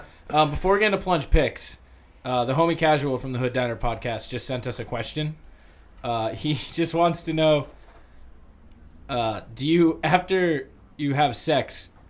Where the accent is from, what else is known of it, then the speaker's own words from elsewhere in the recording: New Hampshire, United States; We're from New Hampshire.